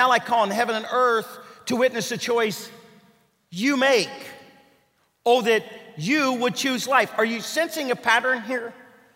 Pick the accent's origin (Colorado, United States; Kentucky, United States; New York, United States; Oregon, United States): Kentucky, United States; I'm from Kentucky